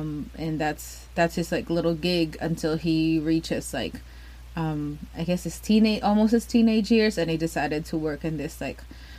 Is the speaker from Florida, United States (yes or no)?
yes; Orlando, Florida, United States; we're from Orlando, Florida.